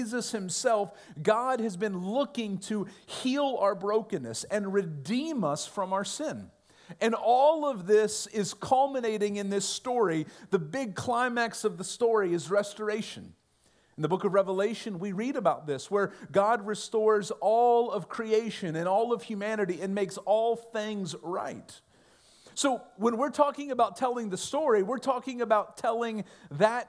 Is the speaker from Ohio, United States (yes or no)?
yes; Ohio, United States; when I was growing up in Ohio